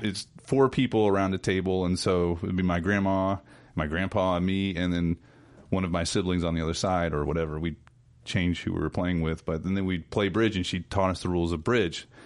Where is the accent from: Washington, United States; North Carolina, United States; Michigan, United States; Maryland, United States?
North Carolina, United States; North Carolina mountains, United States; growing up in North Carolina. Of course, I grew up in the mountains